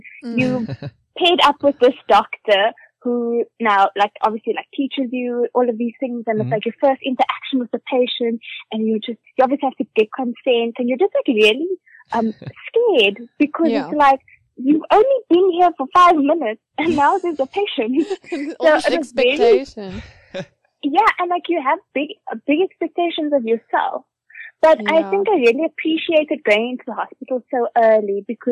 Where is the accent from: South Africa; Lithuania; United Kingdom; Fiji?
South Africa; Mthatha, Eastern Cape; moved away as an adult; also born or lived in Stellenbosch; I was born in Cape Town, then grew up in a small town in the eastern Cape called Mthatha.